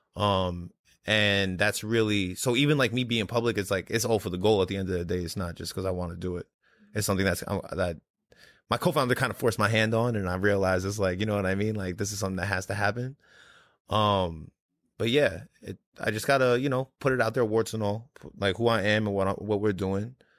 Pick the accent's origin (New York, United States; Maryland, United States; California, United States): New York, United States; New York City; moved away; I'm actually from Brooklyn originally.